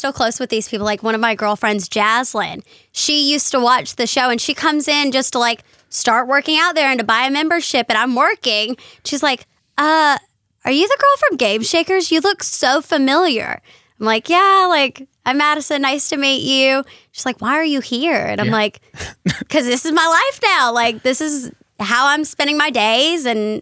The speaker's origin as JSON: {"language": "English", "region": "North Carolina", "country": "United States", "tie": "born or raised there", "said": "I grew up in North Carolina"}